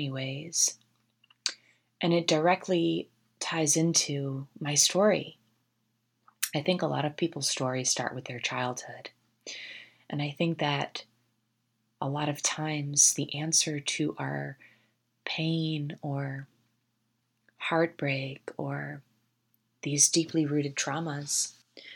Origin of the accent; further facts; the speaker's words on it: Westchester County, New York, United States; moved away as an adult; now in Los Angeles, United States; I'm from Westchester County, New York, which is right outside Manhattan